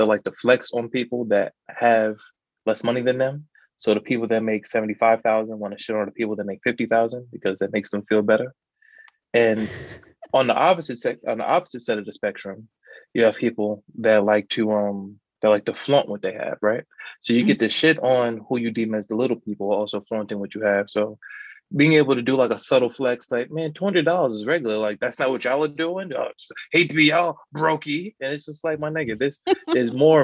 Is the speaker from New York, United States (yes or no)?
yes; New York, United States; I'm from New York